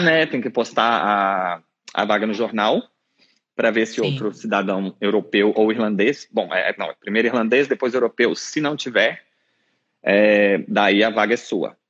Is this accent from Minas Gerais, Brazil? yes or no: yes; São João del-Rei, Minas Gerais, Brazil; moved away as an adult; also born or lived in Belo Horizonte; now in Dublin, Ireland; Eu sou do interior de Minas, São João del Rei.